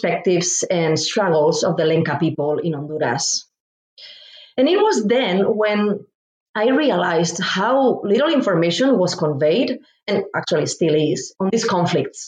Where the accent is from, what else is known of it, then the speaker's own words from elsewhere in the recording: Spain; moved away as an adult; now in Indianapolis, United States; I'm originally from Spain and moved to the United States